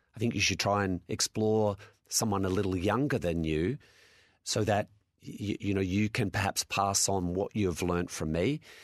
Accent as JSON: {"language": "English", "town": "Adelaide", "region": "South Australia", "country": "Australia", "said": "I'm from Adelaide"}